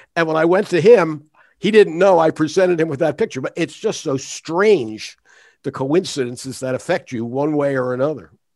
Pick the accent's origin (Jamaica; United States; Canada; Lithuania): United States; Philadelphia, Pennsylvania; I was born in Philadelphia